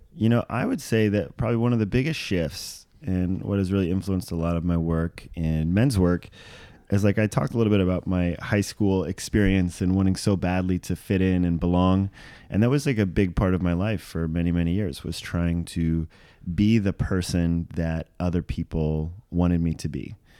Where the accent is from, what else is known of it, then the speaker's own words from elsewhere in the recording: Maui, Hawaii, United States; grew up as a small white bullied child on the south side of Maui, Hawaii